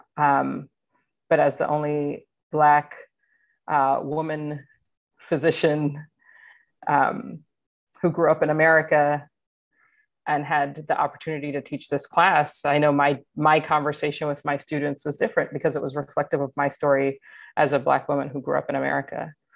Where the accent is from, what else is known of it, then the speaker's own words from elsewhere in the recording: Atlanta, Georgia, United States; moved away as an adult; I grew up in Atlanta, Georgia, was recruited from Atlanta